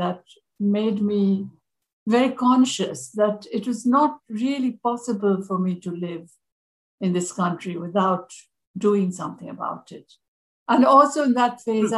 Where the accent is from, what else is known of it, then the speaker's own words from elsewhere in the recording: India; first language Bengali; English is a second language; moved away as an adult; I grew up in India, and I did my first degree there